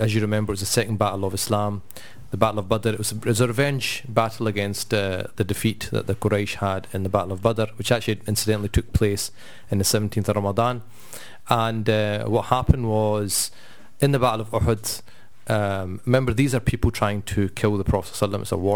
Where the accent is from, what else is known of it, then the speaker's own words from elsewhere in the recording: Scotland, United Kingdom; we're quite proud that we're Scottish and we kind of live in this place